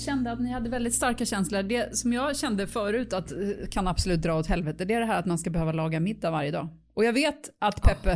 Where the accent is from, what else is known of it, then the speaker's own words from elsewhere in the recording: Stockholm, Stockholm County, Sweden; jag är uppvuxen i Bromma